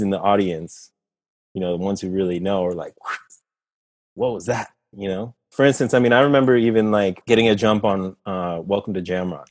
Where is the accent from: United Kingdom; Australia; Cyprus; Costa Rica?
Costa Rica; I'm from Costa Rica, you know, Central America.